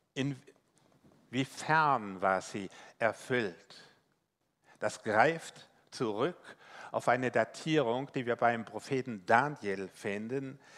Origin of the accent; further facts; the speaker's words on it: Rhineland-Palatinate, Germany; accent: Palatinate; ich bin äh, gebürtiger Pfälzer, also wenn Sie überlegen, Mensch, äh, wie nuschelt er, wie Boris Becker einst. Äh, ja, ich habe mir das nicht abgewöhnt bis heute